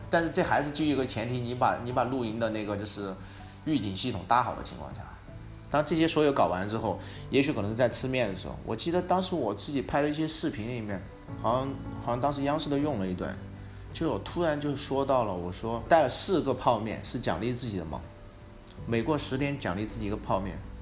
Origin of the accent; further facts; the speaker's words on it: Sichuan, China; also born or lived in Beijing; 我是四川的嘛，像那个就是四姑娘山啊，很多地方我也去过